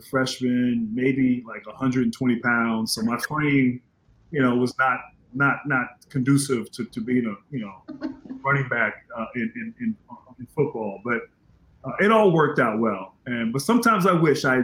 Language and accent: English; Northern Virginia, United States; I grew up in Northern Virginia